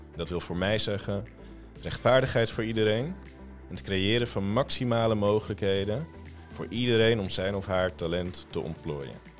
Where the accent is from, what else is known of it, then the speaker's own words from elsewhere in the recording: Almere, Flevoland, Netherlands; also born or lived in Bijlmer, Amsterdam; Dus ik ben in Almere opgegroeid, in een ontzettend beschermende en veilige omgeving